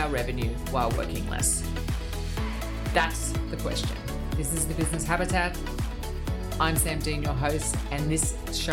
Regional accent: Australia; being Australian, no one should really be able to say my name

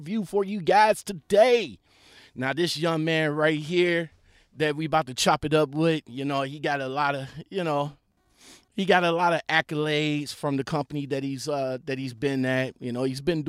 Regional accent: Ohio, United States; we're both from Ohio

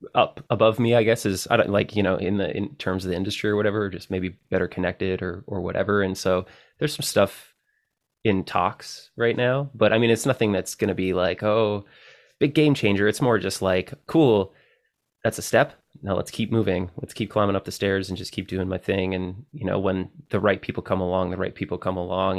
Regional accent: Canada; as a Canadian

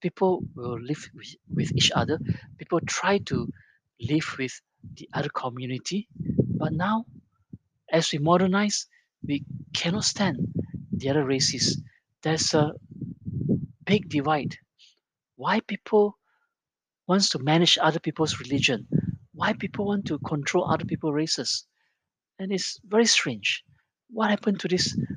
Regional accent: Malaysia; I grew up in Malaysia as a kid in the 70s

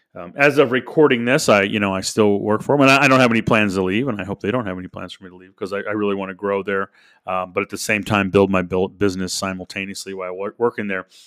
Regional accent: St. Louis, Missouri, United States; I grew up in Saint Louis, Missouri. Was born there nineteen seventy-eight

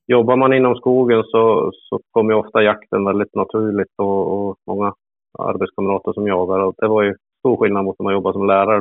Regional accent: Hudiksvall, Gävleborg County, Sweden; jag är född i Glada Hudik

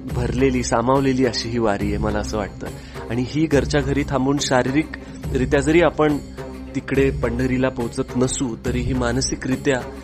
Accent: Parbhani, Maharashtra, India; मराठवाड्यात मी लहानाचा मोठा झालो आहे परभणीमध्ये

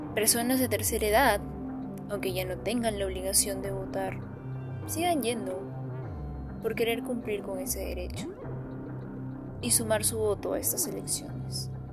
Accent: Peru; ciudadana peruana

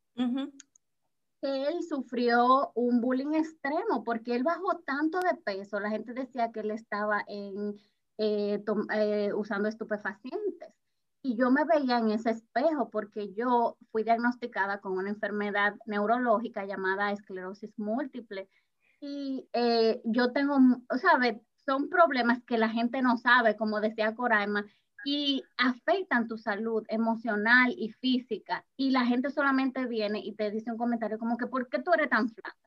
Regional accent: Dominican Republic; yo soy dominicana

